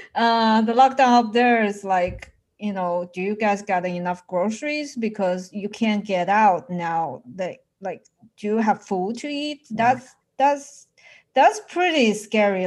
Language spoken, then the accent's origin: English; Wuhan, Hubei, China; now in United States; Since I have moved to the US, I'm far away from my home. It makes me the one who always worry about them, especially recently since Wuhan is actually my hometown.